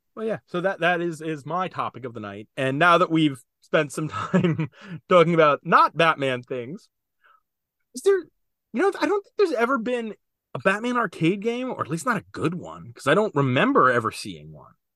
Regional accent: New Jersey, United States; I'm from Jersey

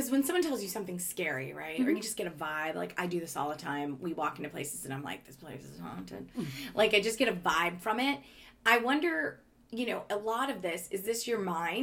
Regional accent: Winthrop, Maine, United States; moved away; also born or lived in Belmont, Massachusetts; the town I grew up in Winthrop, Maine, which is a tiny little town

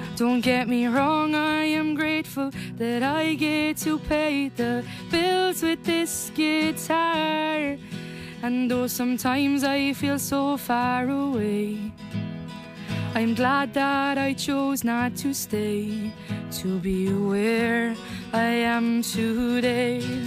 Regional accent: Leitrim, Connacht, Ireland; moved away as an adult; now in Tenerife, Spain; whenever I came back home to Leitrim

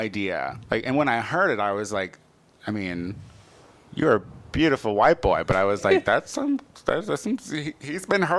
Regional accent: Clinton, Illinois, United States; moved away as an adult; now in Los Angeles, United States; I'm very proud of coming from Central Illinois because I'm one of the few that's not on meth.

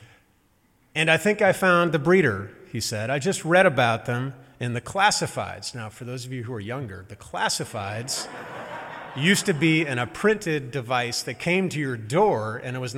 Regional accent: St. Louis, Missouri, United States; now in Massachusetts, United States; the progressive-conservative divide, means many things in my home state, including how you talk.

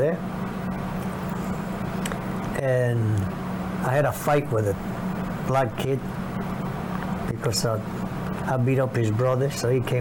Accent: Panama; moved away as an adult; also born or lived in New York City; now in United States; I grew up in Panama, but 300 miles away

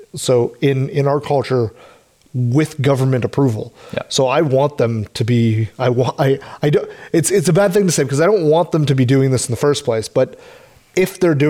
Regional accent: Canada; as a Canadian

